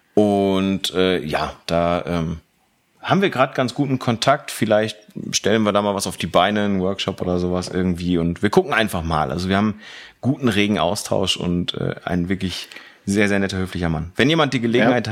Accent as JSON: {"language": "German", "area": "Velbert", "region": "North Rhine-Westphalia", "country": "Germany", "said": "aus Fellbad"}